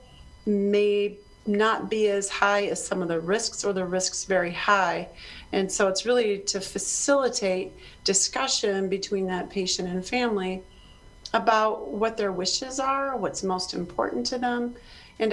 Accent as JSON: {"language": "English", "town": "Chicago", "region": "Illinois", "country": "United States", "moved": "yes", "lives_now": "South Dakota, United States", "said": "I'm originally from Chicago area"}